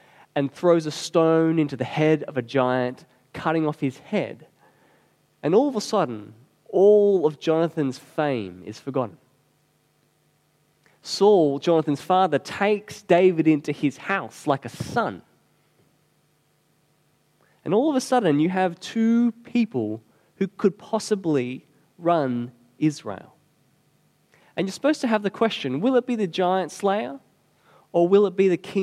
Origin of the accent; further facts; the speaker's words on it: Australia; we're Aussie